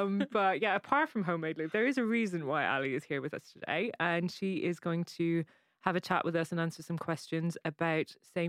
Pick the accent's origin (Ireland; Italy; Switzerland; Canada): Ireland; Cork, Munster; moved away as an adult; now in London, United Kingdom; my accent's probably going to get a little bit stronger. But we've known each other about 12 years now. We're both from Cork in Ireland.